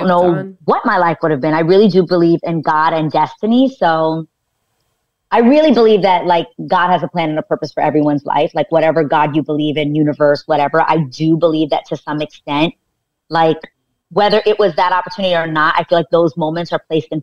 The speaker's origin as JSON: {"language": "English", "town": "New York City", "region": "New York", "country": "United States", "tie": "born or raised there", "lives_now": "Westchester, United States", "said": "I grew up in New York City in the Lower East Side in the projects"}